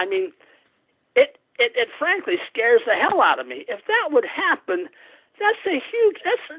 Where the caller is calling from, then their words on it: Moundsville, West Virginia, United States; I'm calling from Moundsville, West Virginia, which is, West Virginia is a Republican state